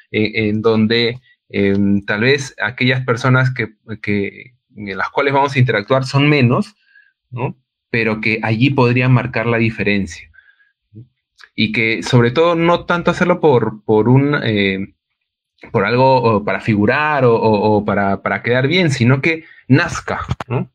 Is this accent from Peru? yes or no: yes; Peru; nosotros, como peruanos